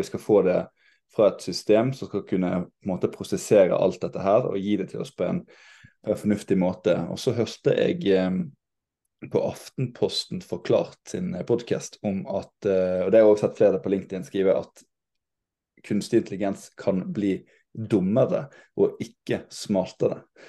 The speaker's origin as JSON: {"language": "Norwegian", "region": "Western Norway", "country": "Norway", "said": "jeg som vestlending"}